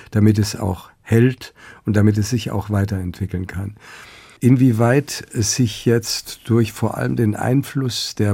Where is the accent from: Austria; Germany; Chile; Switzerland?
Austria; von der Gesellschaft in Österreich, und wir sind ja Österreicher